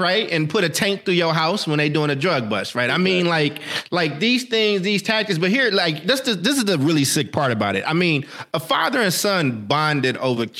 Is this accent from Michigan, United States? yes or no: no; Kentucky, United States; growing up in Kentucky with my granny